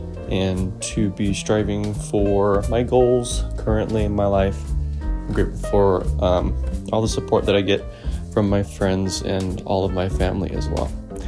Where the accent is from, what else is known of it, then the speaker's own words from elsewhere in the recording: Tempe, Arizona, United States; I'm from Tempe, Arizona.